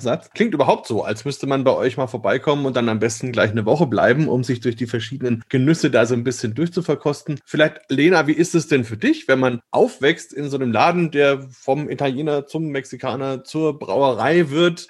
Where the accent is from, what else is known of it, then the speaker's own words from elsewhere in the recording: Germany; bei uns in Deutschland